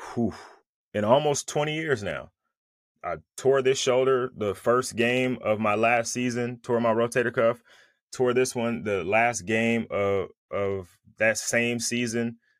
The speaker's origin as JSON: {"language": "English", "area": "Bay Area", "region": "California", "country": "United States", "moved": "yes", "lives_now": "Southern California, United States", "said": "I'm from the Bay Area, but I live in Southern California"}